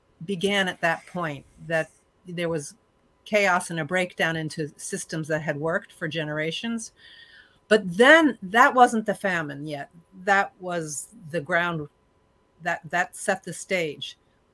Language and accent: English; New Jersey, United States; now in Canada; I grew up in New Jersey